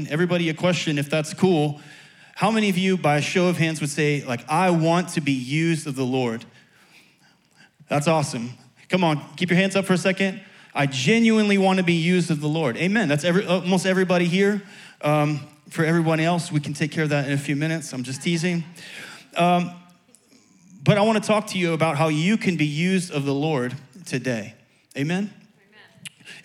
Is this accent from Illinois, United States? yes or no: yes; Chicago, Illinois, United States; moved away; also born or lived in Tampa; I'm from Chicago originally.